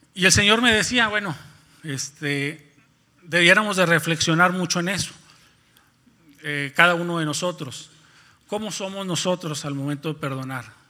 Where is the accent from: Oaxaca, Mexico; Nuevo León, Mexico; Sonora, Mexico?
Nuevo León, Mexico; moved away as an adult; now in Ciudad Victoria, Mexico; somos de Nuevo León, particularmente yo soy de un pueblo, bueno, antes era un pueblo, ahora es una pequeña ciudad que está ubicada a 30 minutos de Monterrey